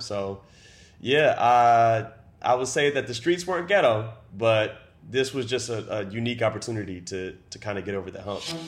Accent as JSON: {"language": "English", "town": "Baltimore", "region": "Maryland", "country": "United States", "tie": "born or raised there", "moved": "yes", "lives_now": "Seattle, United States", "said": "I was born in Baltimore City, Maryland, and I currently live in downtown Seattle."}